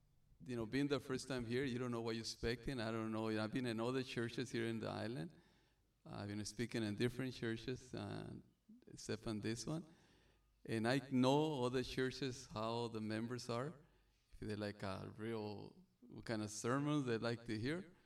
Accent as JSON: {"language": "English", "region": "Sonora", "country": "Mexico", "tie": "born or raised there", "also_born_or_lived": "Arizona / California", "second_language": "English", "moved": "yes", "lives_now": "Hawaii, United States", "said": "the way I speak, the way my English, I'm from Mexico. I'm born in Sonora, right across from Arizona."}